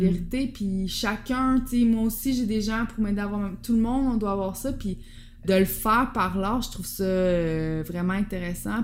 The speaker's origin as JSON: {"language": "French", "region": "Quebec", "country": "Canada", "also_born_or_lived": "Amsterdam, Netherlands", "moved": "as an adult", "said": "je pensais que j'allais jamais revenir au Québec"}